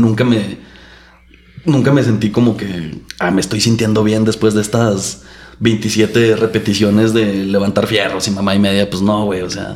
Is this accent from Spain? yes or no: no; Chihuahua, Mexico; also born or lived in Durango, Durango; Nací en Durango, Durango. Ah. Crecí en Chihuahua, Chihuahua